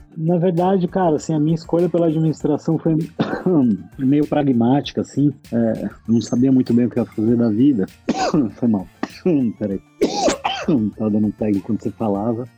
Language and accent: Portuguese; São Paulo, Brazil; moved away as an adult; now in Bahia, Brazil; Eu nasci em São Paulo, capital, uhum. e fui criado na Zona Sul, Santo Amaro.